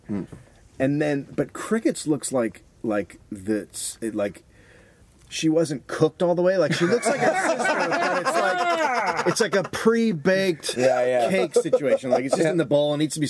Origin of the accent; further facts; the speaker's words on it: United States; I'm an American.